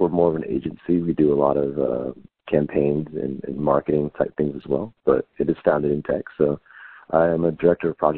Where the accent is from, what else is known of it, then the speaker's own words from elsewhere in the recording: Texas, United States; also born or lived in Houston / Austin; I was born and raised in Texas. I spent my whole life here.